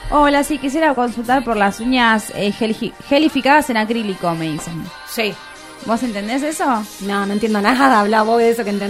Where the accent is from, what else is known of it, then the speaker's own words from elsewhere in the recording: England, United Kingdom; Spanish is a second language; no, porque yo soy inglés. inglés.